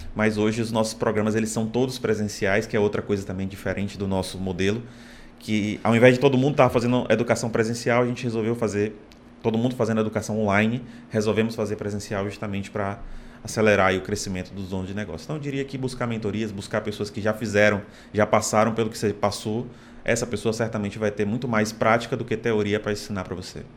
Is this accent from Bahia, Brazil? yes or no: yes; Salvador, Bahia, Brazil; moved away as an adult; also born or lived in Fortaleza; now in Natal, Brazil; Sou baiano, nasci em Salvador, me mudei para cá para Fortaleza